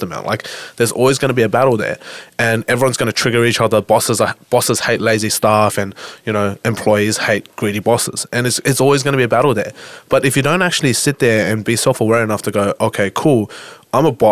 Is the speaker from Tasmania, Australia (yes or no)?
no; Sydney, New South Wales, Australia; accent: Aussie; I was actually born in Australia